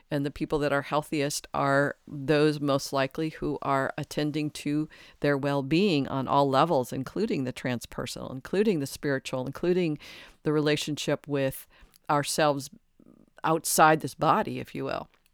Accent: Detroit, Michigan, United States; I was raised in Detroit in a large Catholic family

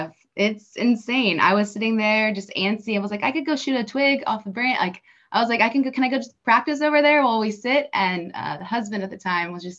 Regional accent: Dallas, Texas, United States; also born or lived in Oklahoma / Washington, D.C. / Virginia; I'm originally from the Dallas-Fort Worth area. I lived here my whole life, born and raised in Texas

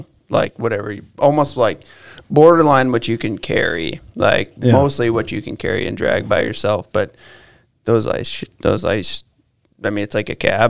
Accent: Ada, Michigan, United States; also born or lived in Montana; I grew up in Ada and went to like Forest Hills Eastern. And yeah, when I was growing up there, it was still pretty small. Like it wasn't, we could ride our bikes wherever we wanted.

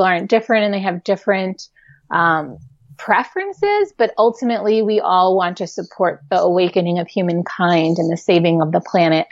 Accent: New York City, New York, United States; I grew up in New York City

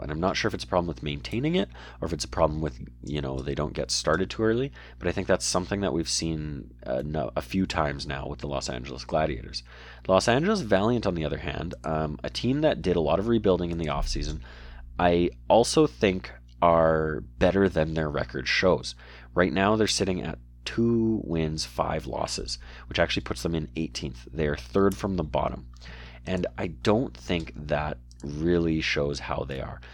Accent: Canada; I'm Canadian

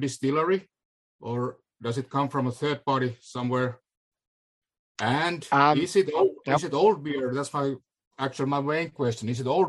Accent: Finland; I'm from Finland.

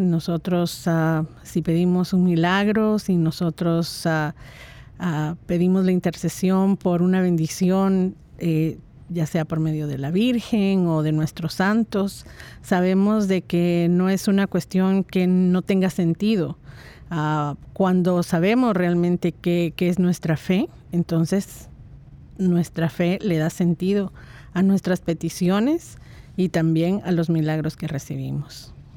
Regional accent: Guatemala; moved away; Yo salí de Guatemala desde hace bastantes décadas

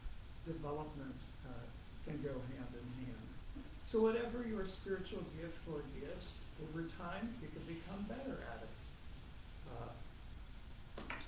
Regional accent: Ohio, United States; moved away; I'm from Ohio

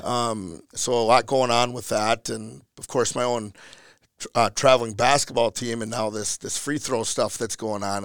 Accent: Elk River, Minnesota, United States; born and raised in Elk River

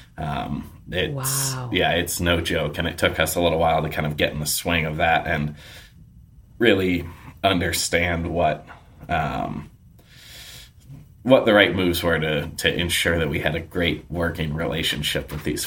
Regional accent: New York, United States; now in Canby, United States; I grew up in New York

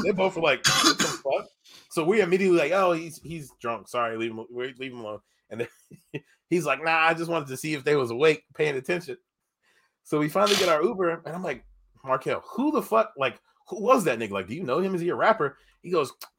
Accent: Tacoma, Washington, United States; I'm from Tacoma.

